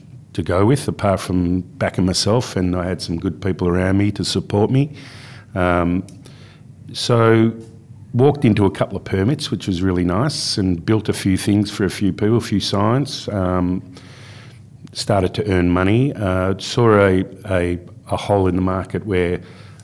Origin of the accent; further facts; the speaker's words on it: Melbourne, Victoria, Australia; moved away as an adult; also born or lived in Perth, Western Australia / Carnarvon, Western Australia; I grew up in Bayside, Melbourne